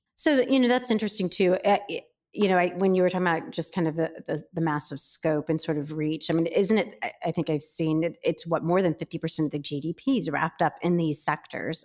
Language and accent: English; Midwest, United States; I grew up in the Midwest.